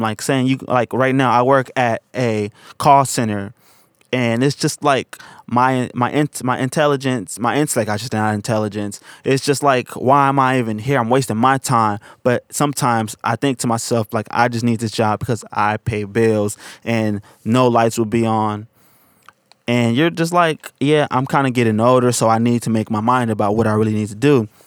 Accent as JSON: {"language": "English", "town": "San Francisco", "region": "California", "country": "United States", "tie": "born or raised there", "said": "I'm from Hunters Point, and a lot of people I grew up"}